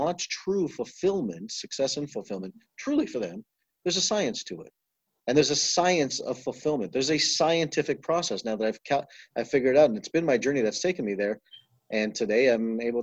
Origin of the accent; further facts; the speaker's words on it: Toronto, Ontario, Canada; I grew up in Toronto, Canada, and grew up in a very Eastern philosophy of life and in an East Indian home